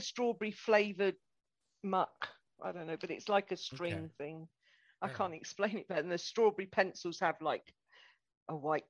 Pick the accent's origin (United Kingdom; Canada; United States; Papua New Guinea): United Kingdom; We're British.